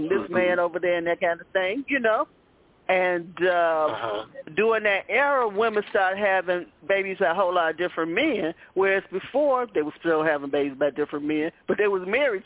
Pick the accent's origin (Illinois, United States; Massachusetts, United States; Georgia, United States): Illinois, United States; Chicago; I grew up in Chicago housing of projects